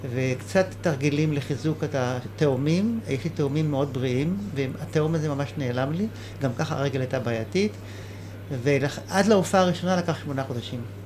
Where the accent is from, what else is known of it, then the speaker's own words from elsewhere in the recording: Nahsholim, Haifa District, Israel; אני נולדתי בקיבוץ נחשולים